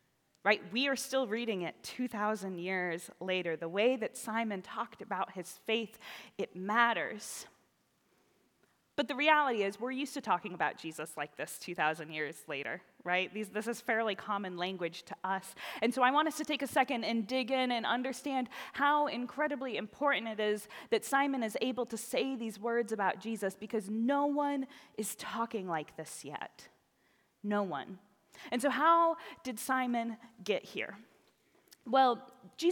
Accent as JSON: {"language": "English", "region": "the South", "country": "United States", "tie": "born or raised there", "moved": "yes", "said": "I was raised in the South, where sometimes those things are just a part of life"}